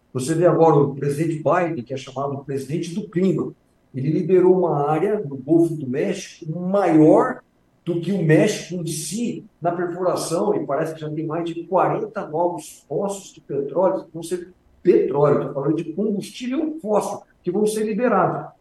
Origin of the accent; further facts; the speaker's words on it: Brazil; nós, como brasileiros